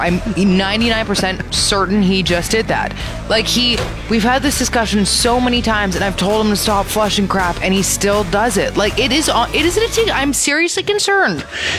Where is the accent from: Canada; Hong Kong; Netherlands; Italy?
Canada; Ontario; moved away; when I was growing up in Ontario, Remembrance Day actually wasn't a holiday.